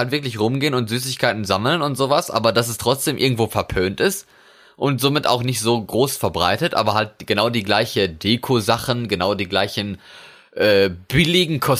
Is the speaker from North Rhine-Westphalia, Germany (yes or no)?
yes; North Rhine-Westphalia, Germany; now in Norway; Bei uns in, in Westfalen. Ach so. Also wo ich herkomme, wo ich geboren wurde.